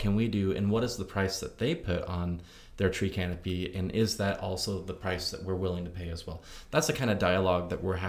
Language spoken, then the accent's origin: English; Indiana, United States; now in Nashville, United States; I come from the country, I'm from Indiana